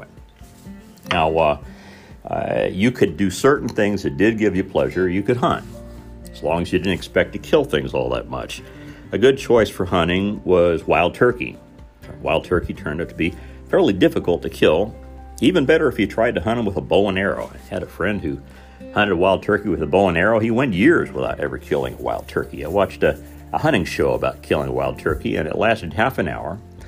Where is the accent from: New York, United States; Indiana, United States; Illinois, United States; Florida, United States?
Indiana, United States; Southern; growing up in Southern Indiana